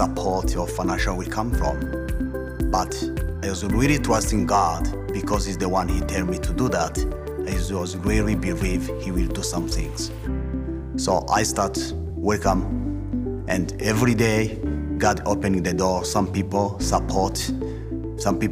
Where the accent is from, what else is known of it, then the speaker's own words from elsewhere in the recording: Kigali, Rwanda; English is a second language; moved away as an adult; now in United States; I grew up in Rwanda, Rwanda city, Kigali, district Kicukiro